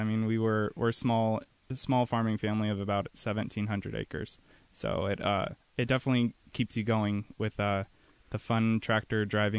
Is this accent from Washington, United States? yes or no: yes; Royal City, Washington, United States; I grew up in Central Washington, in Royal City, Washington.